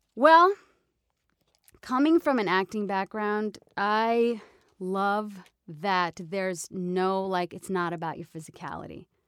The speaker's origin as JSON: {"language": "English", "region": "New York", "country": "United States", "moved": "yes", "said": "I'm Italian from New York"}